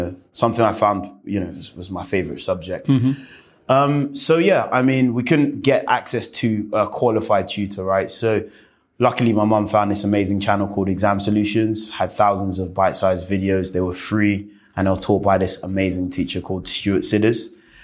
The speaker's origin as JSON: {"language": "English", "region": "London", "country": "United Kingdom", "tie": "born or raised there", "said": "I was born and bred in West London"}